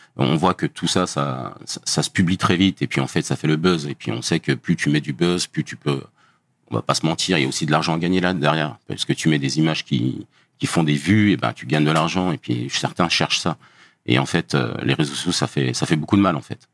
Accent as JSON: {"language": "French", "town": "Dijon", "region": "Bourgogne-Franche-Comté", "country": "France", "moved": "as an adult", "lives_now": "Paris region, France", "said": "je viens de Bourgogne, d'une ville qui s'appelle Dijon"}